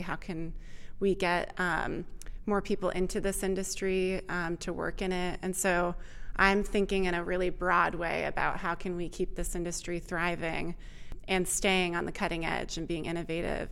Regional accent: Vermont, United States; moved away as an adult; also born or lived in Austin, Texas; I grew up in Vermont

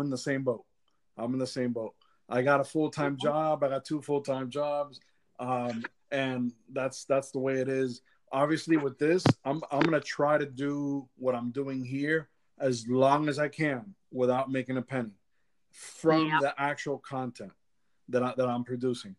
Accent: Miami, Florida, United States; moved away as an adult; now in Central Florida, United States; Originally I'm from Miami, but I've been out of Miami for 19 years

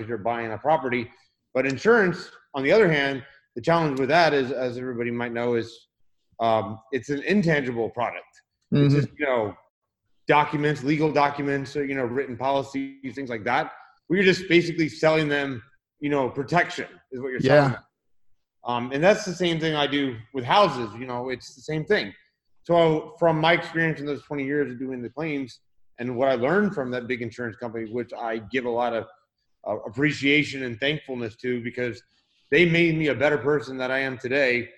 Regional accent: Tampa, Florida, United States; now in Orlando, United States; I was born and raised in Florida, actually in the Tampa Bay area, and just moved to the Orlando area about 2 months ago

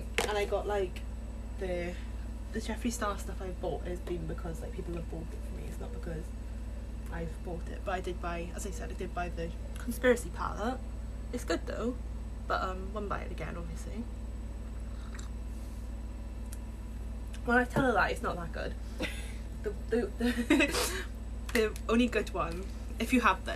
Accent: Wales, United Kingdom; We're really Welsh

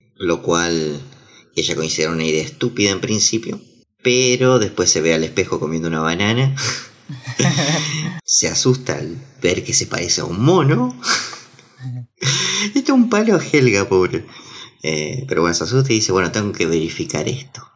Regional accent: Argentina; somos los argentinos

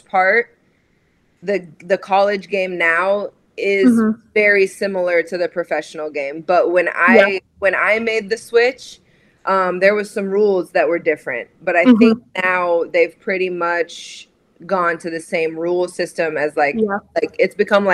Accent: Nebraska, United States; moved away as an adult; also born or lived in Raleigh, North Carolina; I was born and raised in Nebraska, in a small farming community outside of Lincoln

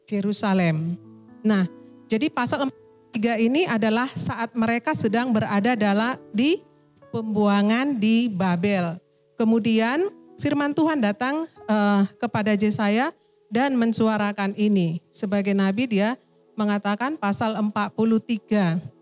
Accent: Medan, North Sumatra, Indonesia; also born or lived in Aceh; Saya dari Medan, Sumatera.

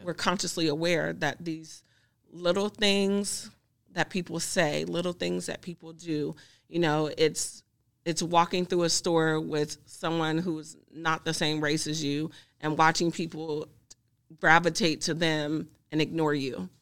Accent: Greenville, Mississippi, United States; now in Kansas, United States; I'm originally from Mississippi

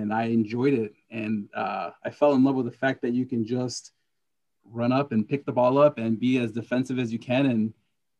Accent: California, United States; I grew up in California, was where I started playing

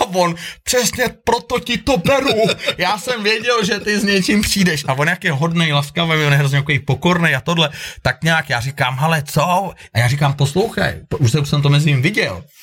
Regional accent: Prague, Czechia; moved away as an adult; also born or lived in Thailand / Peru / England / Sweden; now in Kokořínsko, Czech Republic; já jsem sice rodilý Pražák

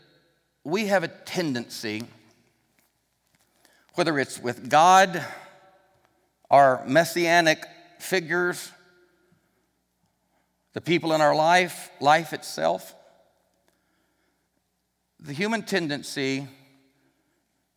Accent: Arkansas, United States; I'm from Arkansas

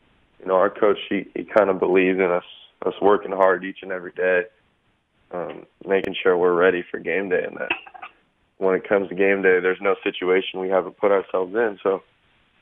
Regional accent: Los Angeles, California, United States; Sherman Oaks Little League.

